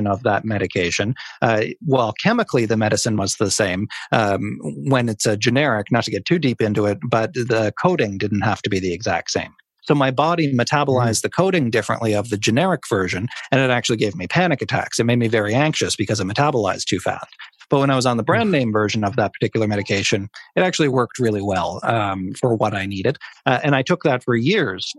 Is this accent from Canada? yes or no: yes; Cape Breton, Nova Scotia, Canada; Cape Breton, my hometown now